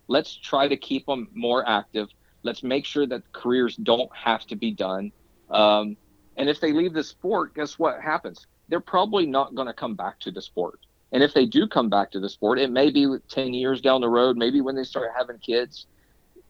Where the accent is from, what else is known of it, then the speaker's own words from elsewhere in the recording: Zanesville, Ohio, United States; I actually helped start a league where I grew up near Zanesville, Ohio